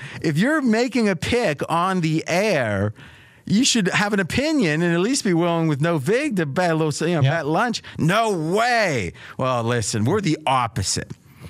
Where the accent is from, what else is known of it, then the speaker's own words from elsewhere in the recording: Ohio, United States; I grew up in Ohio.